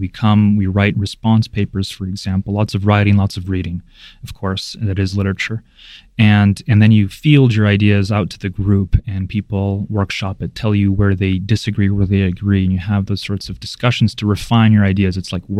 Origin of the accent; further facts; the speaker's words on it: United States; also born or lived in Belarus; I was only a few years old, I think two or maybe even less, when my parents moved to the States.